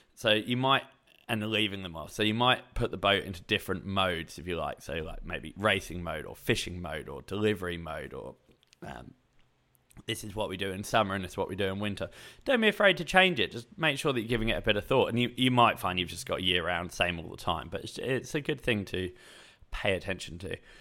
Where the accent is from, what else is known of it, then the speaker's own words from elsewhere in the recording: England, United Kingdom; moved away as an adult; now in Australia; I grew up in England, lived there until I was twenty-two, then moved to Australia